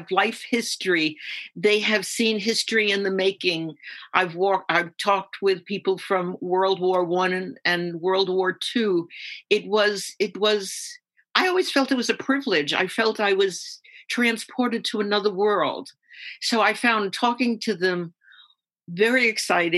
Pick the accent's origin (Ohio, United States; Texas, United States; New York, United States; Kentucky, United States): New York, United States; New York City; I was born in Harlem, New York City, and we lived in a one of these six-story buildings